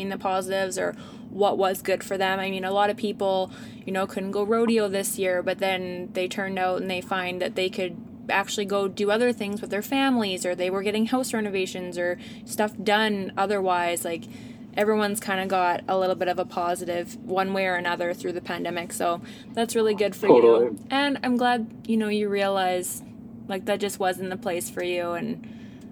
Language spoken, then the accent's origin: English; Ardrossan, Alberta, Canada; I grew up in Ardrossan